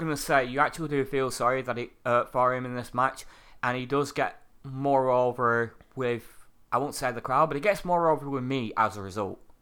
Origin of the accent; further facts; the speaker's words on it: United Kingdom; I'm a Brit